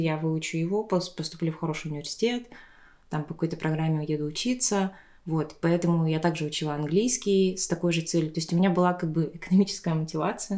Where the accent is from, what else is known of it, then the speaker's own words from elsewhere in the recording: Tuva, Russia; Я выросла в Туве, я говорю на тувинском